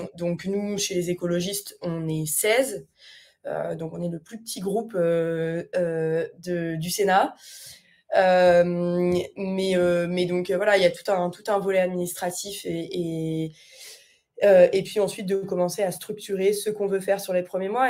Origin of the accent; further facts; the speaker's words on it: France; moved away; sans avoir vécu en France depuis un certain nombre d'années